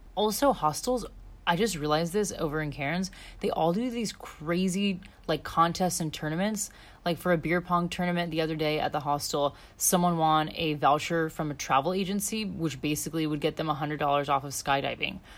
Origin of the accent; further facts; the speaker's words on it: United States; moved away as an adult; now in Australia; being an American